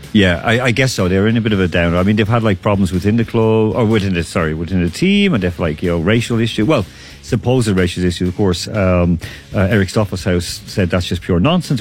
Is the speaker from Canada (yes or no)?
no; Ireland; now in Moscow, Russia; I'm from Ireland